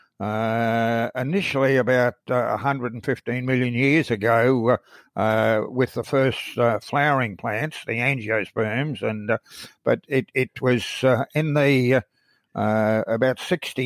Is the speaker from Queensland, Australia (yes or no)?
yes; Brisbane, Queensland, Australia; I grew up in Brisbane in Queensland